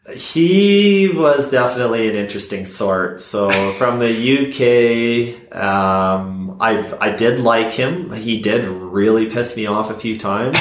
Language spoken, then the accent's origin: English; Canada; I'm from Canada.